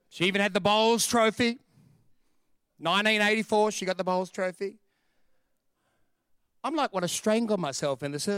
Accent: New York City, New York, United States; But I grew up in the Bronx, more and more to the Bronx, to the poorest suburbs, and then grew up in poverty.

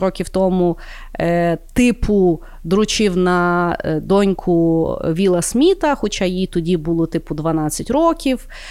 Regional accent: Ukraine; я з України

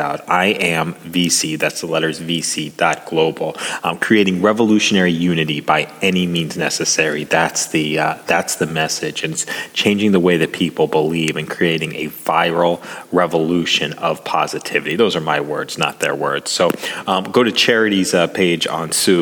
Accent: Las Vegas, Nevada, United States; my hometown of Las Vegas

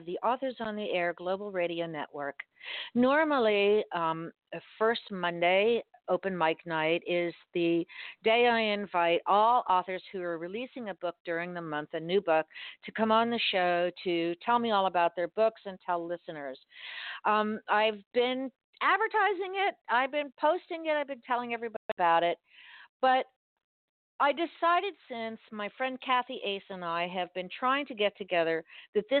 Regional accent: Miami, Florida, United States; I was born and raised in Miami

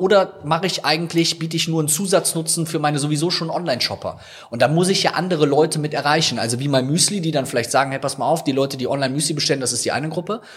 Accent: Rhineland, Germany; also born or lived in Viersen; bei uns im Rheinland

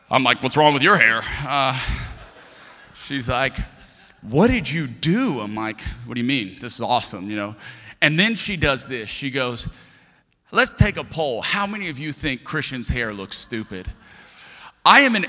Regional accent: Lafayette, Louisiana, United States; I'm from Lafayette, Louisiana.

